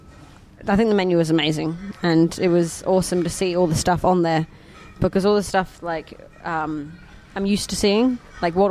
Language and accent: English; Perth, Western Australia, Australia; moved away as an adult; now in Copenhagen, Denmark; I'm from Perth